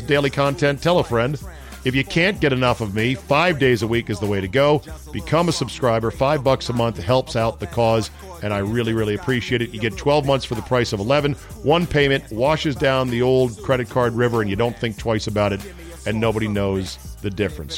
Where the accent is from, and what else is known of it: Fairfax County, Virginia, United States; born or raised there; also born or lived in Loudoun County, Virginia